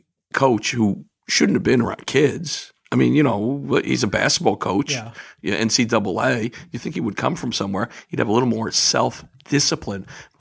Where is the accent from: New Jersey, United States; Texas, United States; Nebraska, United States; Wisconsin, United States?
New Jersey, United States; Rumson; I grew up in Rumson.